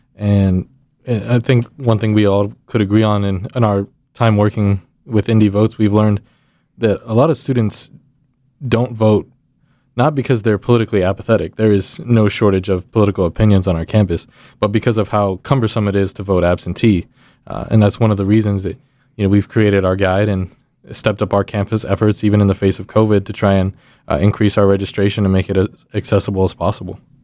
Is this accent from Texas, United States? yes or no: yes; Texas, United States; moved away as an adult; now in Indiana, United States; I'm from Texas